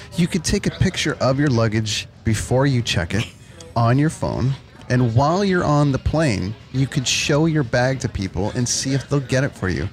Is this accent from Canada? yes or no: yes; Canada; I'm Canadian